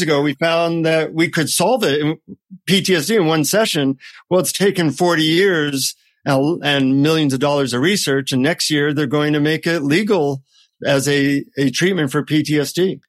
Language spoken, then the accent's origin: English; United States; from the United States